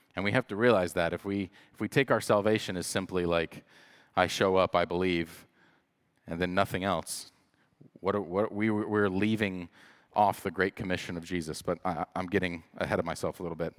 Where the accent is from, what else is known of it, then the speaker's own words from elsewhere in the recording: the Bible Belt, United States; I grew up in the Bible Belt